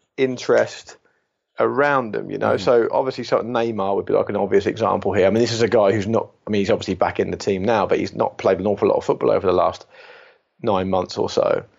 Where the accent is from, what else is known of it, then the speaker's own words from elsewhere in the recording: England, United Kingdom; I mean, that's my home country, of course, and I do think it might be because I'm closer to it